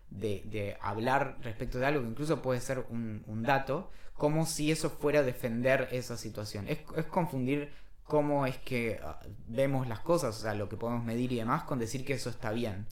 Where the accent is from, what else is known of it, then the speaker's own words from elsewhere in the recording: Argentina; somos argentinas